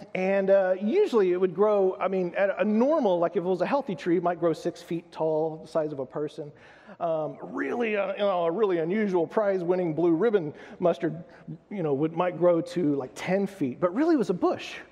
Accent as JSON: {"language": "English", "country": "United States", "said": "I'm American"}